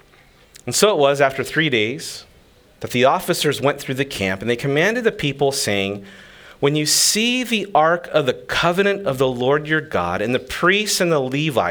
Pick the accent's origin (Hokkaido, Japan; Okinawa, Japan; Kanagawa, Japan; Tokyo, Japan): Okinawa, Japan; I grew up here in Okinawa. My mom was Okinawan